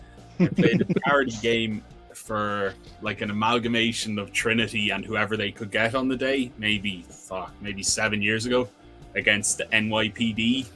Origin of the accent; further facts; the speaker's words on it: County Louth, Ireland; I'm from Louth, just the very south tip of it.